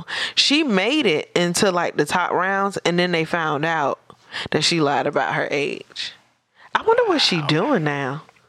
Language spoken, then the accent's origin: English; Virginia, United States; There was a girl from my hometown who was like, she was relatively famous here, just like in the 757.